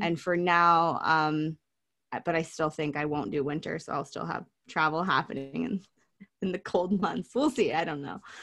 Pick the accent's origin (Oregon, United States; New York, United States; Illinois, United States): Oregon, United States; growing up in Oregon